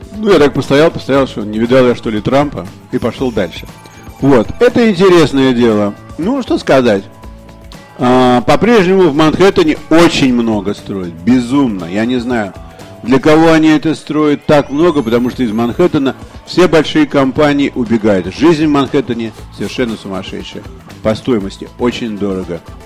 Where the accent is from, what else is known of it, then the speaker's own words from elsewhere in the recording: Russia; я русский писатель